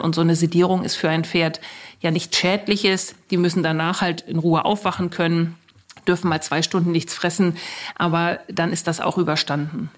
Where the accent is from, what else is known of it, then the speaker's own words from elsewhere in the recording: Germany; hier bei uns in Deutschland